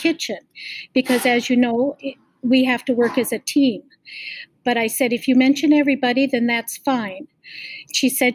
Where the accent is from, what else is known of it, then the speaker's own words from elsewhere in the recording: Ham Lake, Minnesota, United States; I was raised in Ham Lake, so I did go to the Anoka Hennepin School District